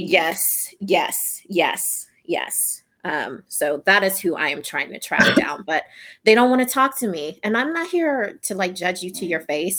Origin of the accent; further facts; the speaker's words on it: Louisiana, United States; now in Texas, United States; I'm from Louisiana